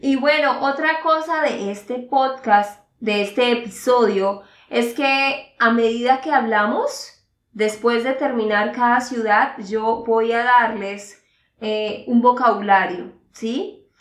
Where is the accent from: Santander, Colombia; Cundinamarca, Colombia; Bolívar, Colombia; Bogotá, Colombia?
Santander, Colombia; de Santander, Colombia